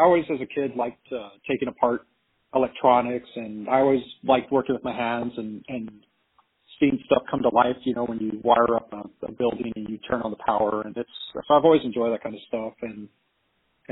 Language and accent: English; Brownsville, Texas, United States; now in McAllen, United States; I'm from down here originally. I grew up in Brownsville, which is about an hour away from McAllen